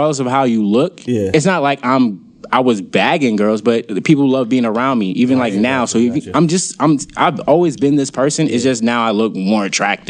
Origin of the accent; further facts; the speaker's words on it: New York City, New York, United States; also born or lived in Queens, New York / Brooklyn, New York; I grew up in Queens. So when I grew up in Queens, I moved to Brooklyn around like the third or fourth grade